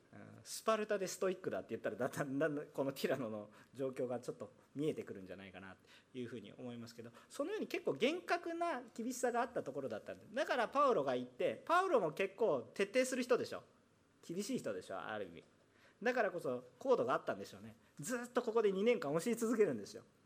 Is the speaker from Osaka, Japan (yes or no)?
yes; Osaka, Japan; now in Yokohama, Japan; 私大阪出身